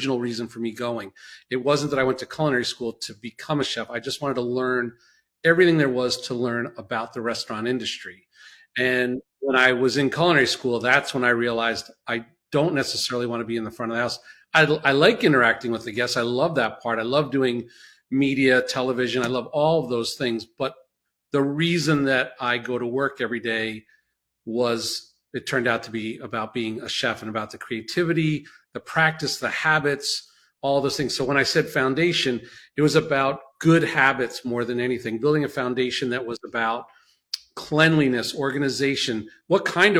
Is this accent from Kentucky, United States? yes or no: no; New York City, New York, United States; also born or lived in New Jersey; I was born in Brooklyn